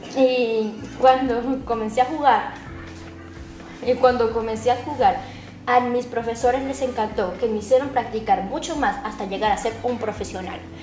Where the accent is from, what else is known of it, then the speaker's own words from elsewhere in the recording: Caracas, Capital District, Venezuela; Nací en Caracas el 24 de enero de 1947.